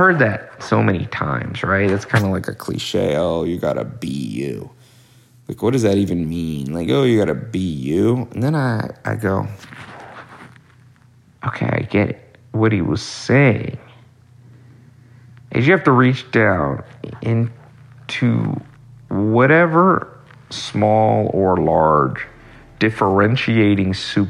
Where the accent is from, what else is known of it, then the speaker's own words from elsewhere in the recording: Long Beach, California, United States; also born or lived in Hollywood; I was born in Los Angeles, but not the nice part, not the Hollywood, Beverly Hills part. I was born in Long Beach.